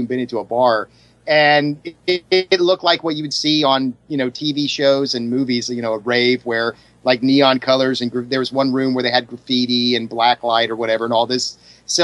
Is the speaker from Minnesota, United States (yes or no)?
no; Columbus, Ohio, United States; my hometown of Columbus, Ohio